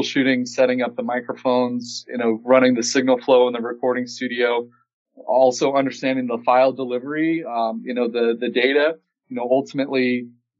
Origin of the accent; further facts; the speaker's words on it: Peoria, Illinois, United States; my hometown, Peoria, Illinois